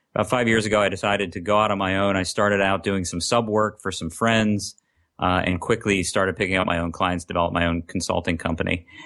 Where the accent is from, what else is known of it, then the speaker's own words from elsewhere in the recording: Lancaster, Pennsylvania, United States; I'm from Lancaster, Pennsylvania, which is about seventy miles west of Philadelphia